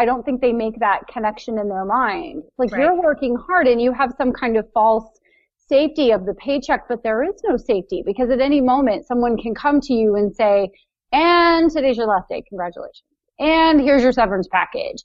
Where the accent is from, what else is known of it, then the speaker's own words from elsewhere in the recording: Ohio, United States; from Ohio who writes books and publishes them on Amazon